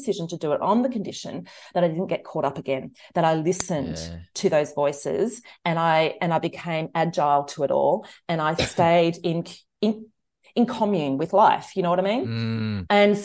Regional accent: Australia; we grew up out on this subsistence living property an hour outside Canberra

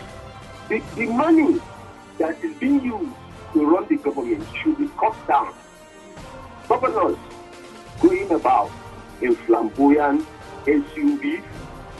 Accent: Northern Nigeria, Nigeria

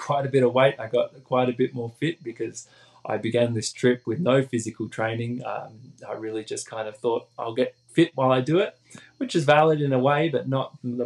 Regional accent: Australia; moved away; back home in Australia

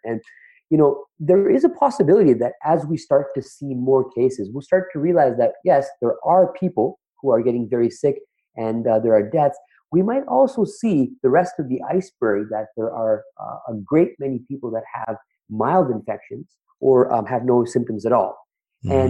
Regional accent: Toronto, Ontario, Canada; I'm from the Toronto area

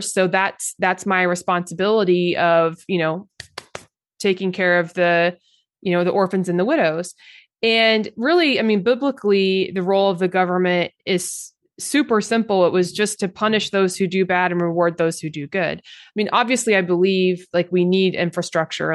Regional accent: Oklahoma, United States; I grew up in Oklahoma

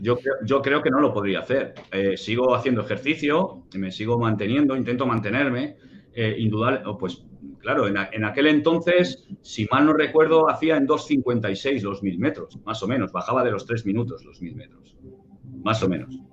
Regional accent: Barcelona, Catalonia, Spain; yo vivía en Barcelona, soy, nací en Barcelona

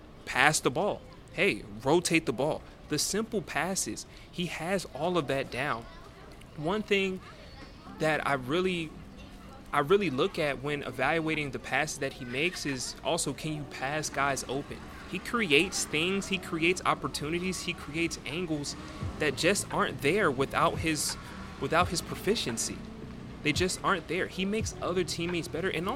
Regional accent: United States; I'm super American

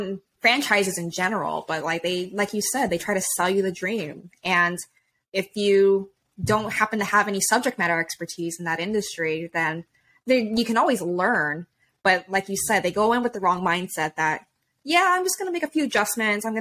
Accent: Hawaii, United States; moved away; I'm originally from Hawaii. My family's from there

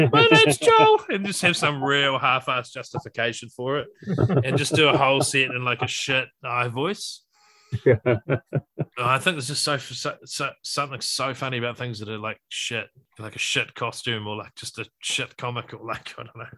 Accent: New Zealand; I was born here, but I'm like a first generation New Zealander.

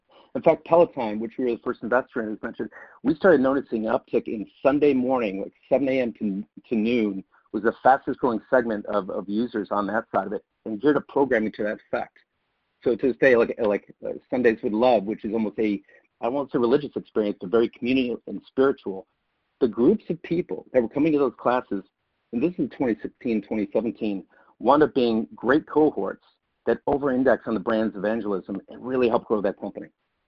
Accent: Syracuse, New York, United States; I grew up in the 70s as an Irish Catholic up in Syracuse, New York

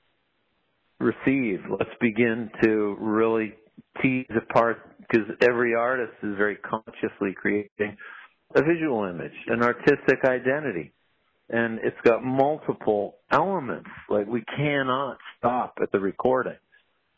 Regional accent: New Hampshire, United States; I grew up in New Hampshire

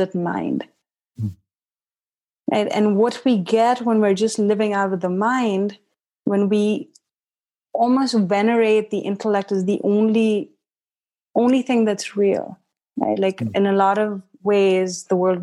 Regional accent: India; moved away as an adult; also born or lived in Haridwar, India; now in United States; I grew up in India till I was 17

